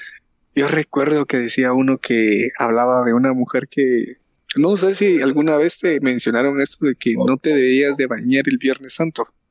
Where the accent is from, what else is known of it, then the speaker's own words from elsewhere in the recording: Guatemala; somos guatemaltecos